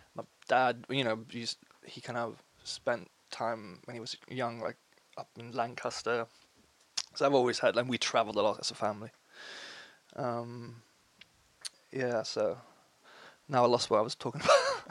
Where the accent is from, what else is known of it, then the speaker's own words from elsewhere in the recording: Uppsala, Uppsala County, Sweden; I flew down from my hometown Uppsala